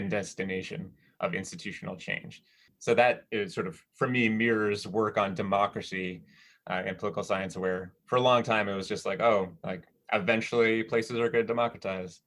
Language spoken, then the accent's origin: English; Minnesota, United States; I grew up in Minnesota with a lot of snow